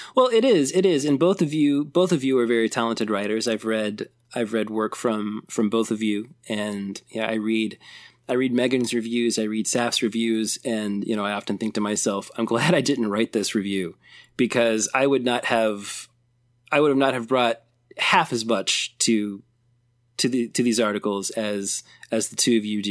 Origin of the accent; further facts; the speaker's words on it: Elizabeth, Indiana, United States; my hometown of Elizabeth, Indiana